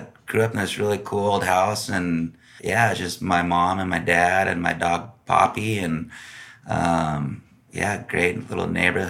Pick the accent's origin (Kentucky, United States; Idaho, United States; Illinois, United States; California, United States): California, United States; Laguna Beach; I grew up in North Laguna, you know, around on Jasmine Street.